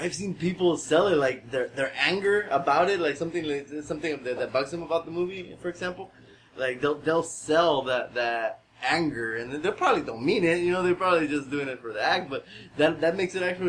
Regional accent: Guatemala; moved away; I grew up in Guatemala, so all the names, all the voices were in Spanish

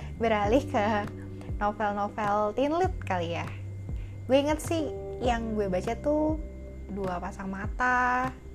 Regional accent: Jakarta, Indonesia; Gue lahir di Jakarta.

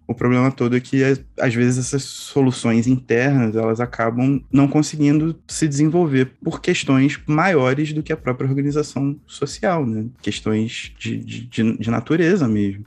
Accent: Brazil; a gente, enquanto brasileiro, latino-americano

